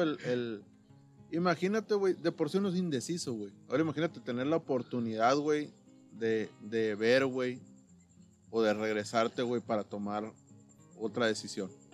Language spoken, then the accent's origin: Spanish; Caborca, Sonora, Mexico; yo vengo de Caboca